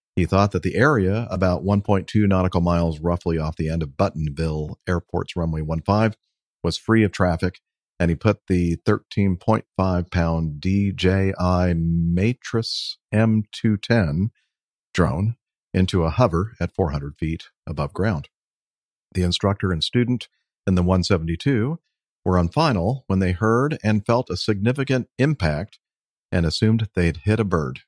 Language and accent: English; Long Beach, California, United States; I was born in Long Beach